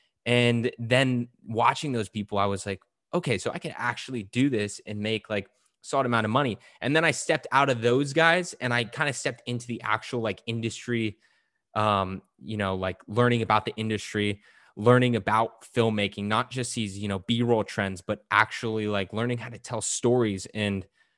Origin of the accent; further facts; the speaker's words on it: California, United States; now in Portugal; family and I, we moved to Portugal a couple years ago, as okay. I mentioned already. And you know, we came from California, and in California, there's a lot of really good Mexican food.